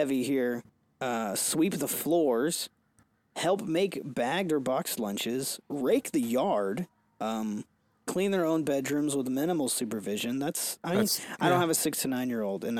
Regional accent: Louisiana, United States; I grew up in Louisiana in the South

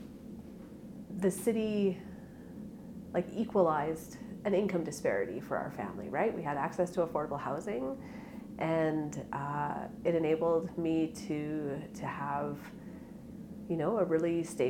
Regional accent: Edmonton, Alberta, Canada; So I grew up in Rio Terrace in the west end of Edmonton. I lived in the same house from sort of when I was in kindergarten to grade 12

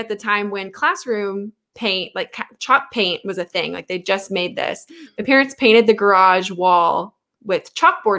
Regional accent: the South, United States; growing up in the South

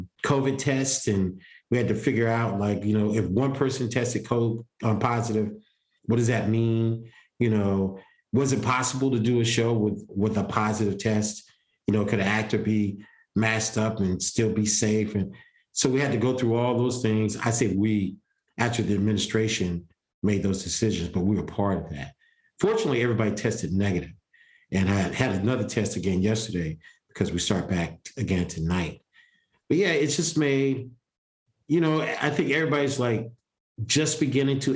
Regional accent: Columbia, South Carolina, United States; I'm from Columbia. Columbia's still a small town

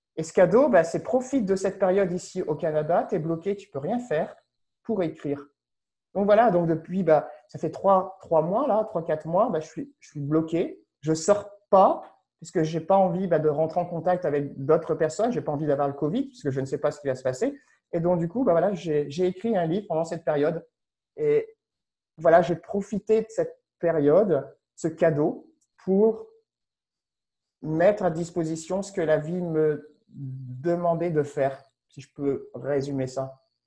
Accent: France; moved away as an adult; also born or lived in Paris; je ne suis pas canadien, je ne suis pas québécois, j'ai aucune résidence, j'ai aucun papier canadien, je suis français

